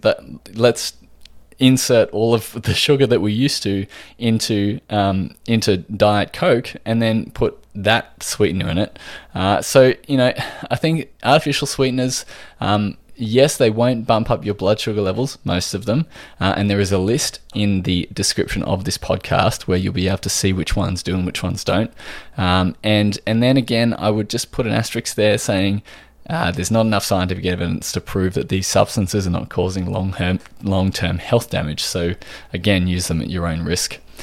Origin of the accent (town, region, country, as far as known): Australia